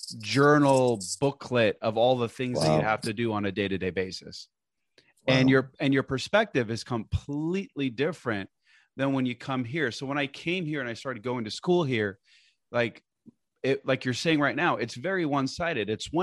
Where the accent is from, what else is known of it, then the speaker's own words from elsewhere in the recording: Portland, Oregon, United States; also born or lived in Lebanon; So I was born and raised in Portland, Oregon, but I lived in Beirut, Lebanon for, I would say, a good chunk of my childhood, you know, 10, 15 years.